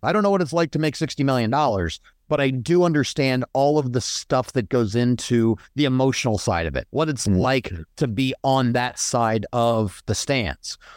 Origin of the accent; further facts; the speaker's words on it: Colorado Springs, Colorado, United States; I grew up in Colorado, in Colorado Springs for the most part.